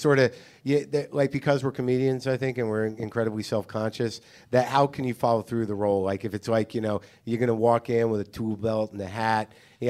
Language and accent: English; New Mexico, United States; moved away; also born or lived in New Jersey; I grew up in New Mexico. I had cowboy boots for a lot of years.